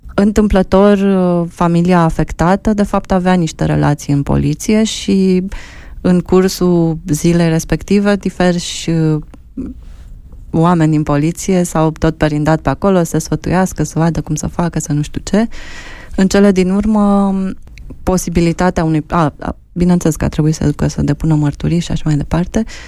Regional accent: Romania; suntem români, sărbătorim ziua națională, mâncăm mamaligă

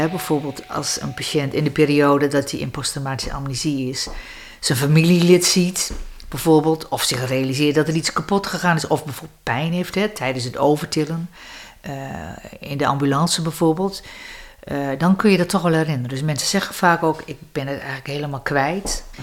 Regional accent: Grootegast, Groningen, Netherlands; Grote gast, dus Westerkwartier.

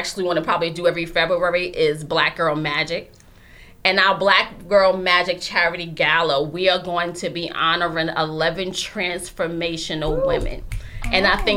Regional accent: New York City, New York, United States; we're from Harlem

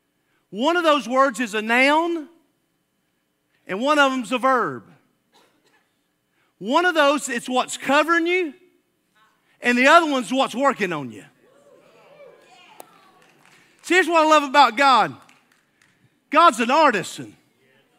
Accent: Alabama, United States; I'm from Alabama

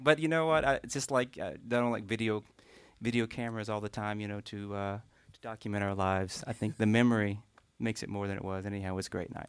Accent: Morgan County, Eastern Kentucky, United States; up about 15 miles outside of that in a farming community

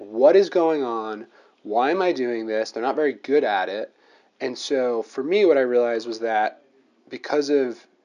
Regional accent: New Jersey, United States; moved away as an adult; now in Washington, D.C., United States; I'm originally from New Jersey

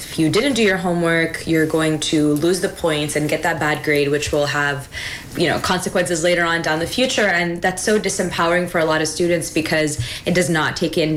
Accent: East Coast, United States; now in Pacific Northwest, United States; I am from the East Coast, a transplant in the Pacific Northwest

